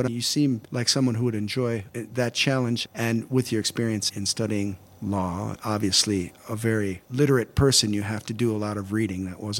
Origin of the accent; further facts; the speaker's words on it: United States; as American